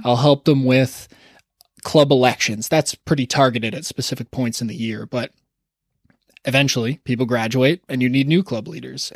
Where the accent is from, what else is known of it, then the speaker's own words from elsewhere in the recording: Toronto, Ontario, Canada; growing up in Toronto